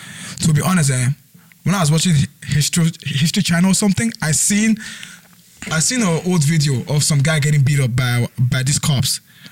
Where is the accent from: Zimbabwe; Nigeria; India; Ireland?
Nigeria; now in Canada; I'm from Nigeria